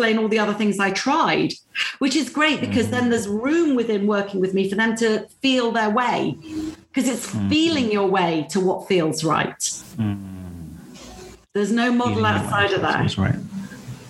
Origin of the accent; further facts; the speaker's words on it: United Kingdom; being British